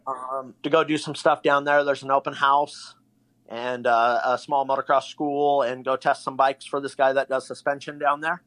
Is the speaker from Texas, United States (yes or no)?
no; Bay Area, California, United States; moved away; I'm from the Bay Area originally